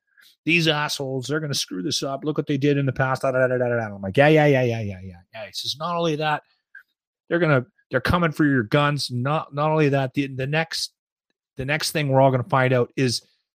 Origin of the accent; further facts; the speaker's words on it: Alberta, Canada; I'm from Alberta